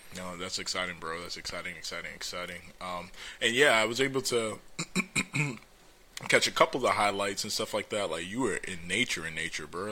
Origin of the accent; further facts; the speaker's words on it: Orlando, Florida, United States; I was born and raised in Orlando.